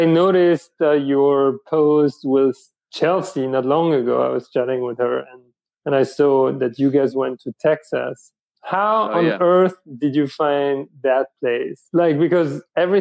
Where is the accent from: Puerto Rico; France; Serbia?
France; now in United States; I'm not from the States, so I'm from France originally